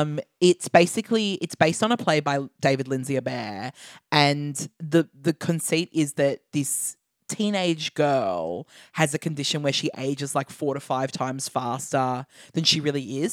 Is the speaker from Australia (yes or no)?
yes; Australia; as an Australian person